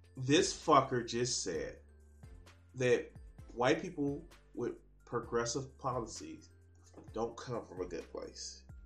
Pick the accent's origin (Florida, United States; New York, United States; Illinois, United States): Illinois, United States; Chicago; I grew up in Auburn, Gresham, in Chicago.